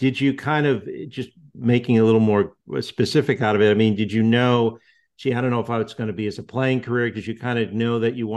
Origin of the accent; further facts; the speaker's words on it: New England, United States; moved away; also born or lived in Chicago; I grew up in New England